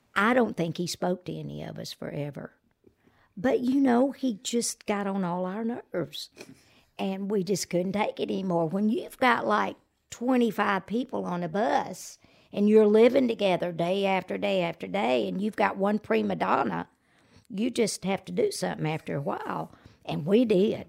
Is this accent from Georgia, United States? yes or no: yes; Georgia, United States; moved away; Because I'm from there. And I thought, well, one day my hometown, they're gonna induct me into that Hall of Fame